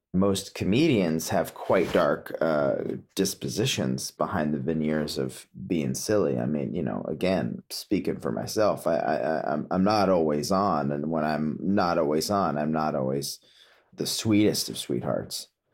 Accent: Potomac, Maryland, United States; also born or lived in California; now in Woodstock, United States; growing up in Potomac, Maryland, living in Woodstock, New York

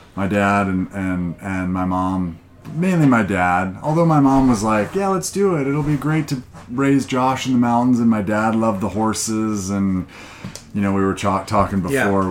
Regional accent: Montana, United States; moved away; I grew up in Montana

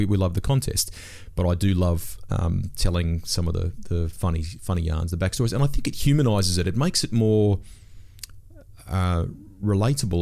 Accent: Sydney, New South Wales, Australia; I grew up in Sydney's Northwest

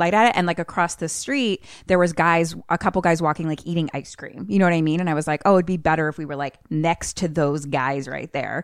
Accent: Philadelphia, Pennsylvania, United States; I grew up in Philly and I have lots of brothers

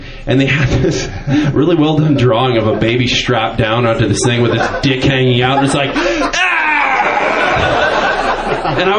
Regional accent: Marin County, California, United States; I'm from Marin County.

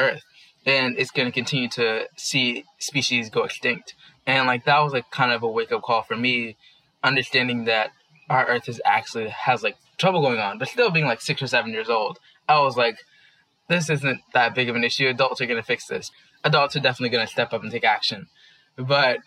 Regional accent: Washington, District of Columbia, United States; moved away as an adult; now in New York City, United States; I was born and raised in Washington, D.C.

